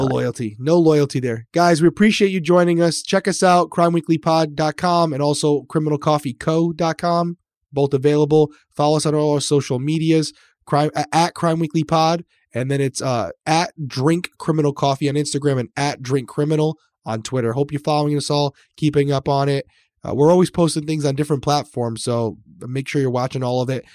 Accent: Massachusetts, United States; also born or lived in Rhode Island / Connecticut; I grew up in Massachusetts and Rhode Island

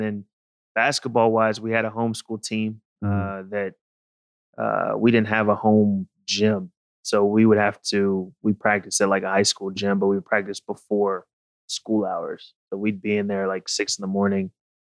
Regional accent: Houston, Texas, United States; so I grew up, I was born in Houston, Texas. Mm-hmm. We kind of moved around because of my dad's job. But mainly we're kind of settled in Texas.

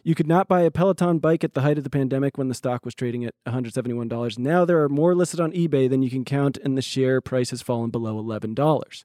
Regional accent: Los Angeles, California, United States; And I said, "L A."

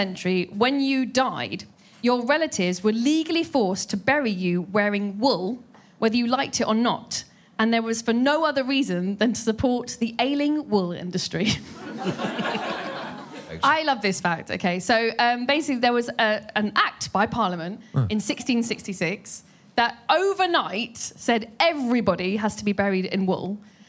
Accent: United Kingdom; I am sweating, but I am British.

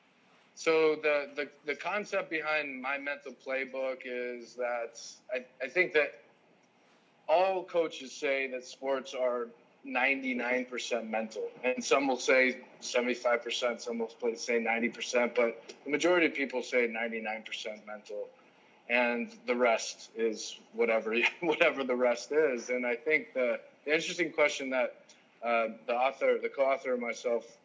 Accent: South Lake Tahoe, California, United States; also born or lived in San Diego / Bolivia / Germany / Los Angeles; I'm from South Lake Tahoe

